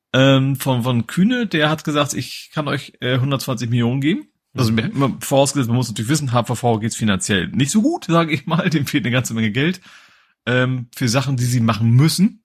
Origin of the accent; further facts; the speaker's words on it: Hamburg, Germany; Als Hamburger